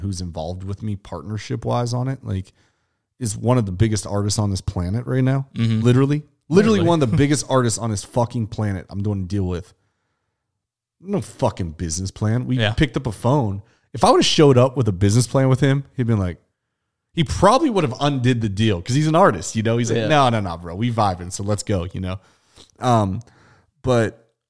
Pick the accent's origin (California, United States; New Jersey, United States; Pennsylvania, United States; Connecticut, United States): Pennsylvania, United States; Pittsburgh; where I come from Pittsburgh, PA, on the outskirts of Avella, PA